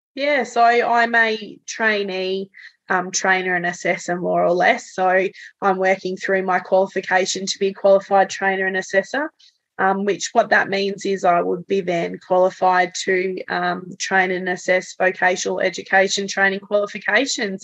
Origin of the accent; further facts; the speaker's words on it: Tasmania, Australia; also born or lived in Canada; we're talking in Tasmania, uh, we're, we're, not a massive place